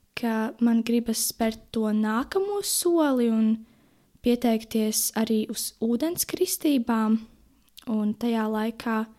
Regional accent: Jelgava Municipality, Latvia; also born or lived in Ozolnieki; Esmu no Jēlgavas novada, dzīvoju tepat netālu Ozolniekos

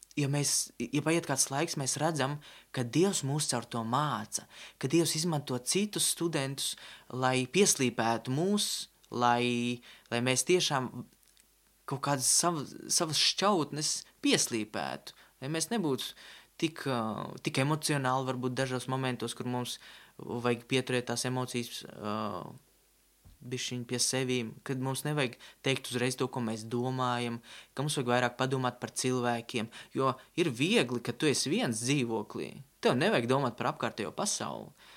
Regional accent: Riga, Latvia; Es nāku no Rīgas

